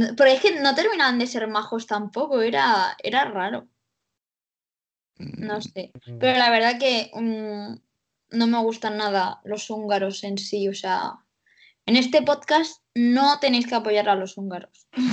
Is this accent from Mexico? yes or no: no; Cartagena, Region of Murcia, Spain; soy de Cartagena